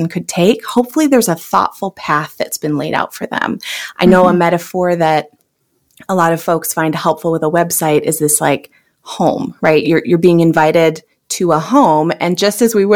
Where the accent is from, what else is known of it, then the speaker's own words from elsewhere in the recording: California, United States; now in Minneapolis, United States; I'm originally from California.